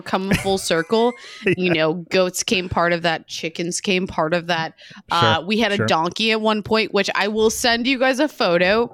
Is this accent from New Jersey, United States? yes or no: yes; Cape May, New Jersey, United States; moved away; also born or lived in New York; I grew up in Cape May, New Jersey